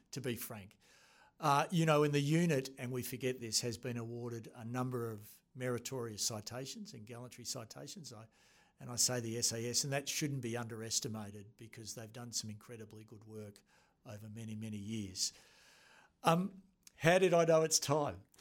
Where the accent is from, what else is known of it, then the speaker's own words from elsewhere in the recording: Australia; attended, uh, New Zealand Officer School as an Australian